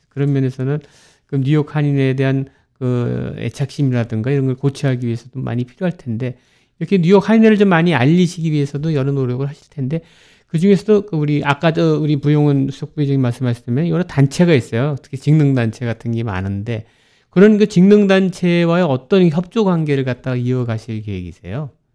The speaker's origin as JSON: {"language": "Korean", "region": "Seoul", "country": "South Korea", "tie": "born or raised there", "moved": "yes", "lives_now": "New York, United States", "said": "서울에서 다녔지만은 방학 때 되면 거기 이제 외사촌 있고"}